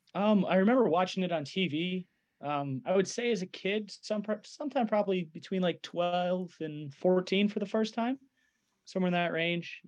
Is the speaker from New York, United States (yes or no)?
no; Detroit, Michigan, United States; I'm from the Detroit area